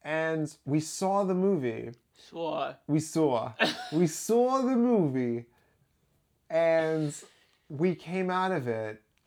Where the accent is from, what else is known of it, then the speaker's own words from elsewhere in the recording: New Jersey, United States; I am from the Garden State